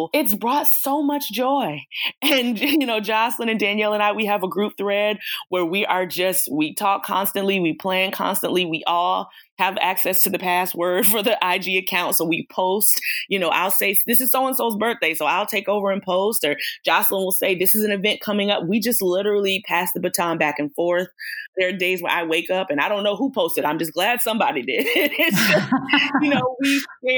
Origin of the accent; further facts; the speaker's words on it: Atlanta, Georgia, United States; I'm born and raised in Atlanta, Georgia